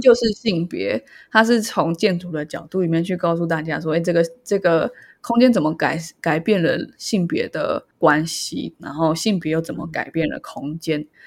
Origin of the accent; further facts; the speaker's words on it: Taiwan; 身为台湾人的filter